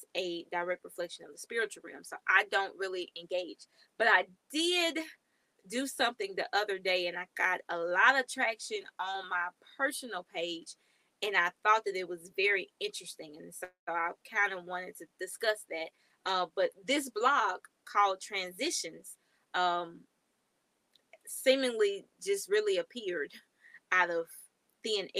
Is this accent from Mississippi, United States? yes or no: yes; Mississippi, United States; moved away as an adult; now in Texas, United States; I'm now in Texas. I'm from Mississippi